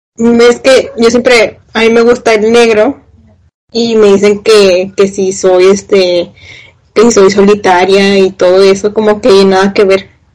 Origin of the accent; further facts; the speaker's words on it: Escobedo, Nuevo León, Mexico; soy de Monterrey, de Escobedo también